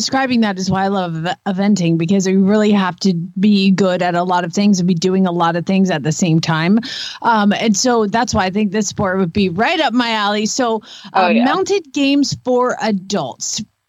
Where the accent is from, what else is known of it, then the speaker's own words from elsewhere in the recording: Georgia, United States; But that is how you are raised when you are in Georgia